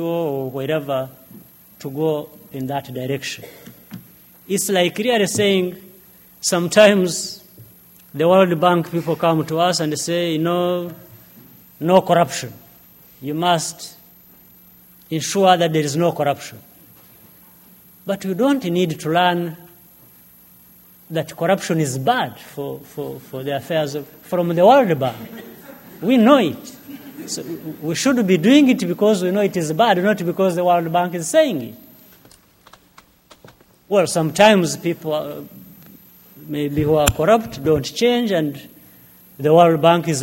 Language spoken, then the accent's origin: English; Uganda; moved away as an adult; now in Rwanda; I left Rwanda when I was 4 years old, living in the neighboring country in Uganda as a refugee for nearly 30 years.